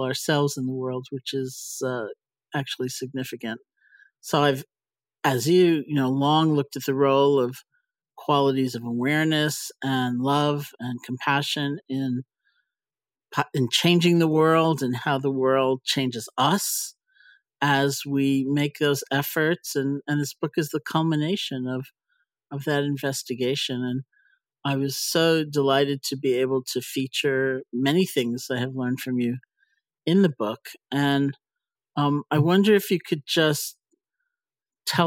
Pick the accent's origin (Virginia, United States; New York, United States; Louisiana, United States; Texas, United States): New York, United States; I'm a New Yorker.